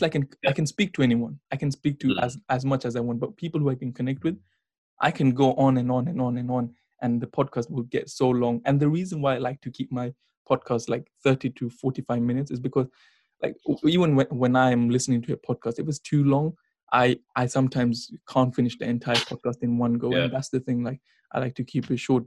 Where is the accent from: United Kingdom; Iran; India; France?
India; I'm from India